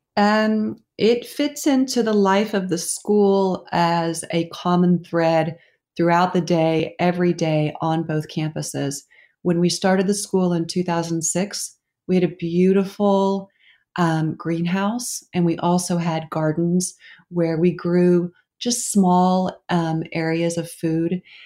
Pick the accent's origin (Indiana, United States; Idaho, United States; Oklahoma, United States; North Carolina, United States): Oklahoma, United States; moved away as an adult; also born or lived in New York; I grew up in Oklahoma